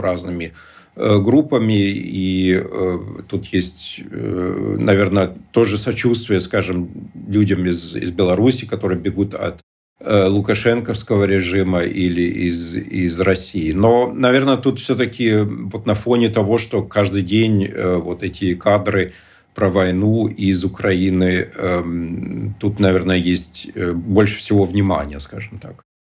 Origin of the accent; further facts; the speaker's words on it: East Germany, Germany; я сам из Восточной Германии